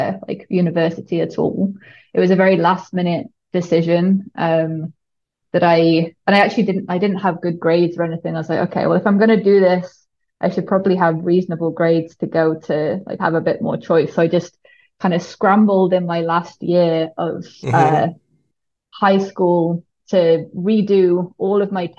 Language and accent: English; Shrewsbury, West Midlands, United Kingdom; moved away as an adult; also born or lived in Cardiff / Stanford; I grew up in a pretty small town called Shrewsbury, which is right on the border between England and Wales in the Midlands.